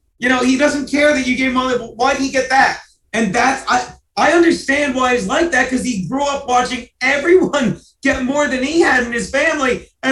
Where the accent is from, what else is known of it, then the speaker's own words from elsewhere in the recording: New Jersey, United States; moved away as an adult; also born or lived in Delaware; now in New York, United States; I grew up on a farm in South Jersey. I went to college in Delaware. I stayed in Delaware for 10 years. I moved here in 2001.